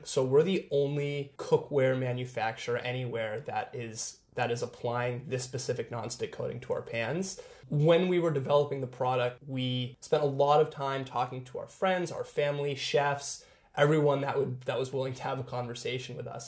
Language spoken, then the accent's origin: English; Seattle, Washington, United States; We're both born and raised in Seattle